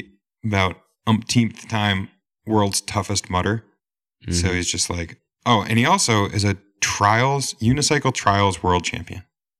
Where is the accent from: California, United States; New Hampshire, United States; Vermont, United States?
Vermont, United States; I'm teaming up with three Canadian outdoorsmen, as I am an outdoorsman from Vermont.